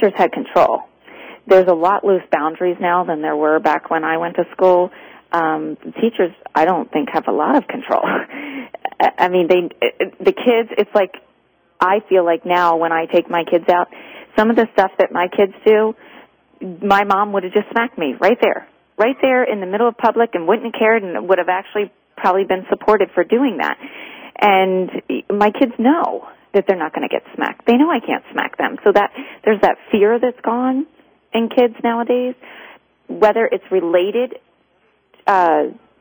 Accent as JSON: {"language": "English", "region": "Maryland", "country": "United States", "tie": "born or raised there", "also_born_or_lived": "Kennett Square, Pennsylvania / Arizona", "moved": "as an adult", "said": "I grew up in Maryland"}